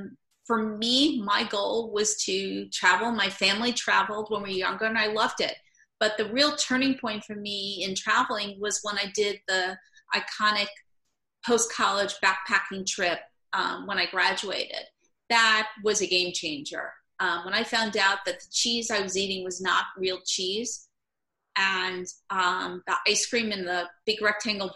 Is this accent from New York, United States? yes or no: yes; New York, United States; also born or lived in Brooklyn, New York / Long Island, New York / Manhattan, New York; I've always been from New York. I originally was born in Brooklyn, New York, moved to Long Island, and then Manhattan, and now I'm back to Brooklyn, New York